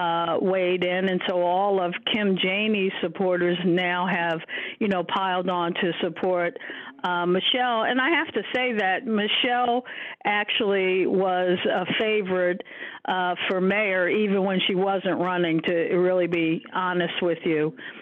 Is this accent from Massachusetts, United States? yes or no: yes; Boston, Massachusetts, United States; You know, I'm from Southie, I'm from the Berry, you know, it's always been.